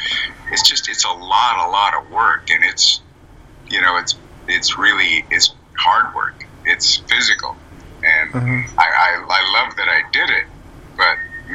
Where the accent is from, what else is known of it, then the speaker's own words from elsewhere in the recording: Montana, United States; I grew up in a small town in Montana on a farm.